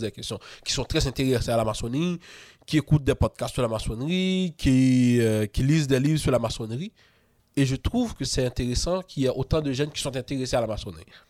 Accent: Haiti; moved away as an adult; now in Quebec, Canada; on est beaucoup d'Haïtiens hein, à être mm. franc-maçon

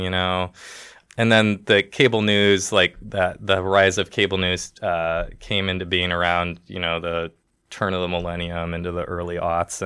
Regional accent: Toledo, Ohio, United States; also born or lived in Detroit, Michigan / Boise, Idaho; now in Bloomington, United States; I grew up in Toledo, Ohio, which is Northwest Ohio

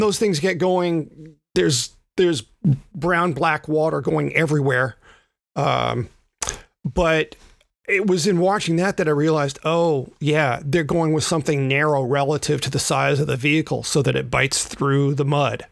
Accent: the South, United States; I am a Southerner

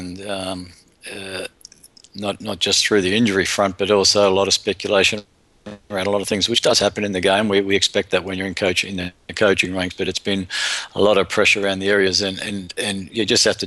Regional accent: Ireland; we found that out as an Irish, the Irish boys found that out when we went down to New Zealand

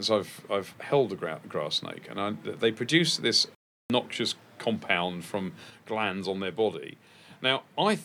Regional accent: East Sussex, South East England, United Kingdom; where I grew up in East Sussex

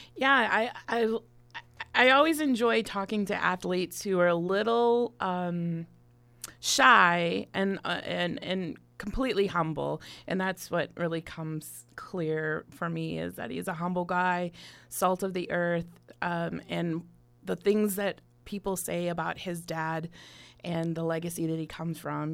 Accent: Milwaukee, Wisconsin, United States; now in Bloomington, United States; my hometown in Milwaukee

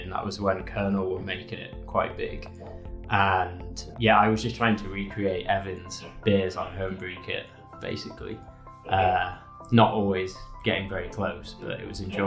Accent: Leeds, Yorkshire and the Humber, United Kingdom; moved away; I'm from Leeds originally

